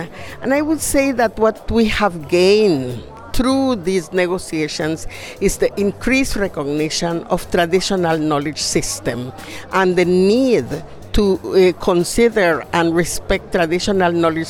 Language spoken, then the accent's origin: English; Nicaragua; I'm from the Indigenous Peoples from Nicaragua, Miskita Indigenous Peoples.